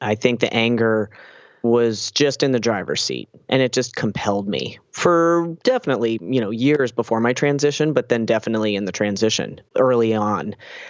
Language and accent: English; New Jersey, United States; now in Boston, United States; And then when I moved to Boston in 2006 from New Jersey, where I'm from, I started hanging out with transgender people.